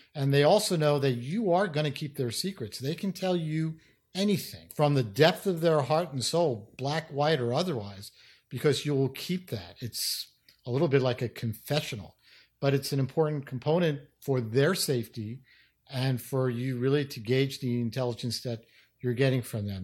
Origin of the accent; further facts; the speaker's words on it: New York City, New York, United States; I grew up in New York City, in the Bronx, actually